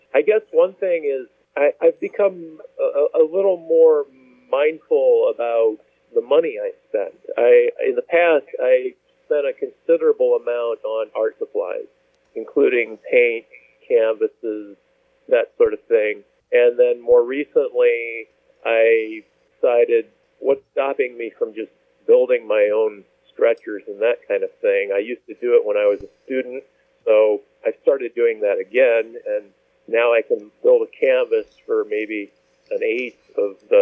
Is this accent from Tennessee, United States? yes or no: no; Kansas City, Missouri, United States; moved away as an adult; also born or lived in Bethesda, Maryland / Chesterton, Indiana / Valparaiso, Indiana; now in Chicago, United States; I spent most of my years growing up in the Kansas City area in suburbs there